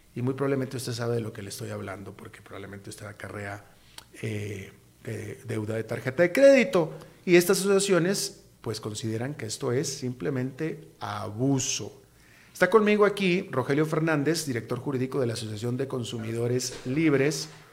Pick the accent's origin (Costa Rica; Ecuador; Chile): Costa Rica; ni como tico